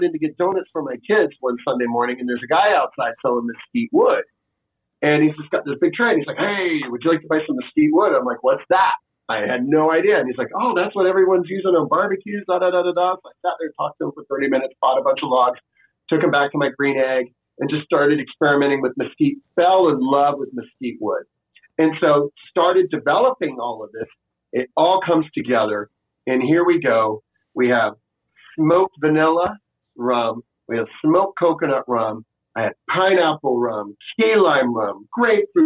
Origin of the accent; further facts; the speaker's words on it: Florida, United States; moved away as an adult; also born or lived in Washington, D.C. / San Francisco; now in Austin, United States; growing up in Florida